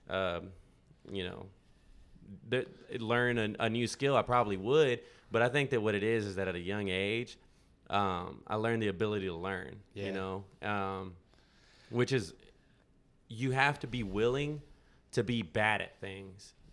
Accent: Texas, United States; now in Nashville, United States; Yeah, that was that was growing up in Texas, man, and and then uh, Berklee was cold, man, and and I, it was expensive, and so I was like, let's go to Nashville, and that's how I ended up in Nashville, you know.

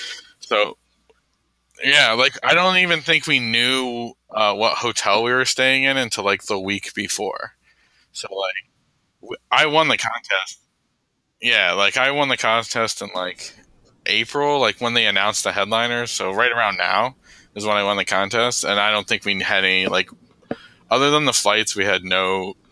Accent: Cleveland, Ohio, United States; and I'm from Cleveland

